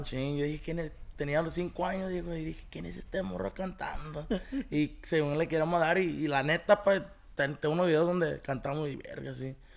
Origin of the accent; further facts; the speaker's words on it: Paramount, California, United States; also born or lived in Los Angeles; yo nací aquí en Paramonte, aquí donde andamos grabando